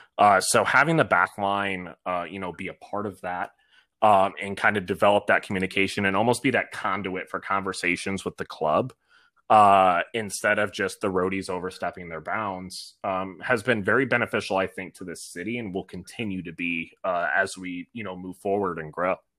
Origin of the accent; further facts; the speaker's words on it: Ann Arbor, Michigan, United States; now in Nashville, United States; being from Michigan, I'm from Ann Arbor, so I am University of Michigan all the way through